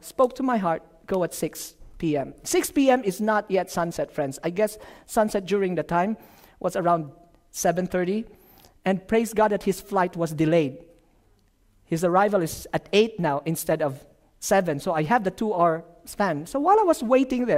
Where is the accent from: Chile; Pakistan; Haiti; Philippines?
Philippines; moved away; from the Philippines